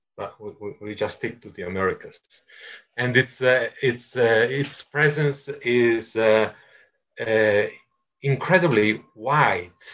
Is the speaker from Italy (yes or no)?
yes; Italy; now in Bogota, Colombia; I'm Italian